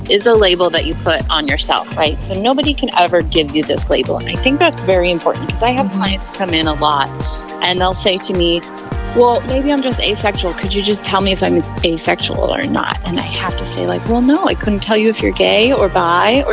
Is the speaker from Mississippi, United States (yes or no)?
no; Austin, Texas, United States; moved away as an adult; also born or lived in Boulder, Colorado; now in Atlanta, United States; I'm from Austin, Texas. I lived there until I was about 20.